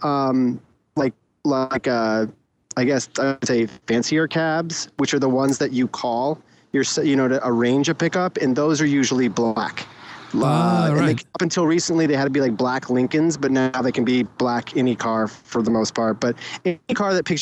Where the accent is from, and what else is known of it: New Jersey, United States